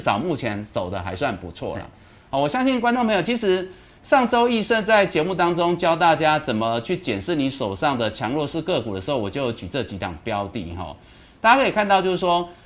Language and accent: Chinese; Taiwan; 因为我们台湾人的，大家的这个团结一致啊